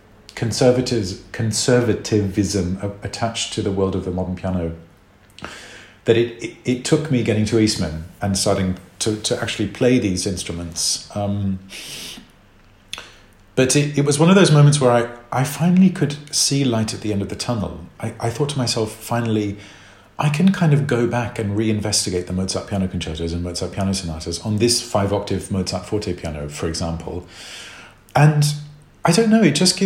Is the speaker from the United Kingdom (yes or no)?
no; Australia; moved away; also born or lived in South Africa / New York; growing up in Australia